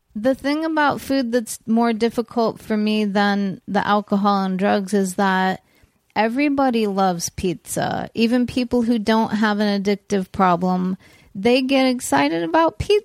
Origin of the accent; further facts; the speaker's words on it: California, United States; we grew up in California